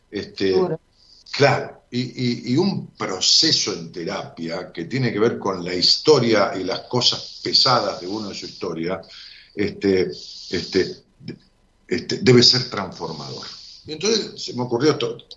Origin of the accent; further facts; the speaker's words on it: Ramos Mejía, Buenos Aires Province, Argentina; mi ciudad, Ramón Mejía